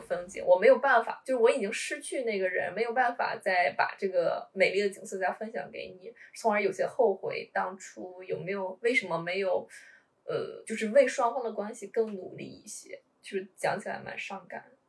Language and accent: Chinese; China; 我们中国人